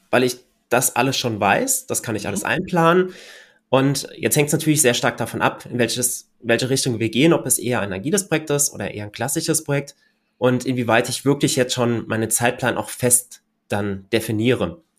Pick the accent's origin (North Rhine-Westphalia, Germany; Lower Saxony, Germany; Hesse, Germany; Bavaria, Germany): Hesse, Germany; Hochheim; ich komme ja aus Hochheim und wir haben hier ein Hochheim-Neubaugebiet